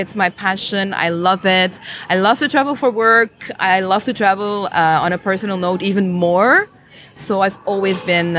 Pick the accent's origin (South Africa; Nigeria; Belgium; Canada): Belgium; Flanders; accent: Flemish; English is a second language; moved away as an adult; also born or lived in Brussels; now in Playa del Carmen, Mexico; Well, I was born and raised in Belgium